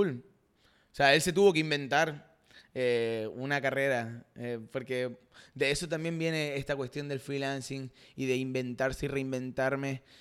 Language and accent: Spanish; Rosario, Santa Fe, Argentina; accent: Argentine; moved away; soy de Rosario y nací 21 días antes que Leo Messi.